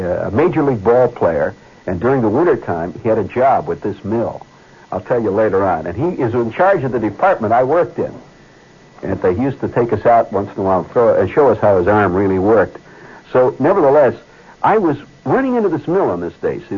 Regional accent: Indiana, United States; born or raised there; now in New York, United States

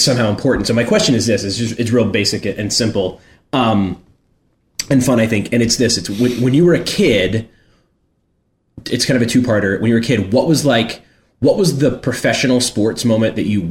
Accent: Richmond, Virginia, United States; I grew up in Richmond, Virginia

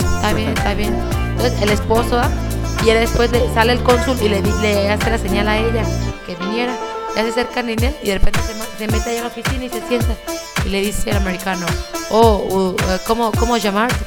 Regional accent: Mexico; los mexicanos

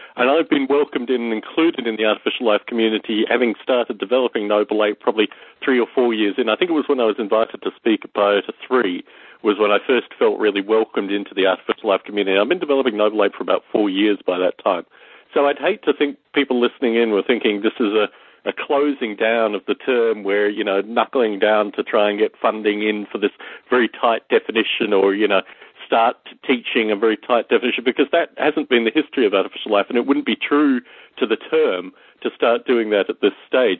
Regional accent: Australia; growing up in Australia

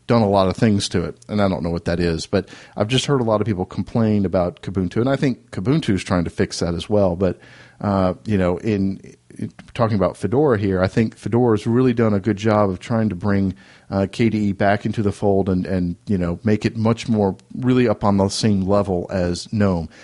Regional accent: Raleigh, North Carolina, United States; my hometown of Raleigh, North Carolina

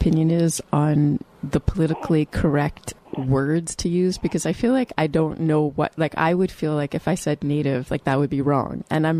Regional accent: Canada; as a Canadian

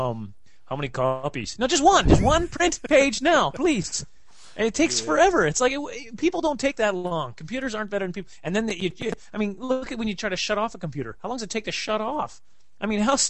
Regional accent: Prince Albert, Saskatchewan, Canada; I grew up in Prince Albert

